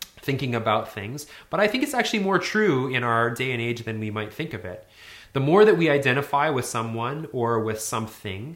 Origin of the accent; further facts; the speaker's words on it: Northern Alberta, Canada; I grew up in Northern Alberta in the 80s and 90s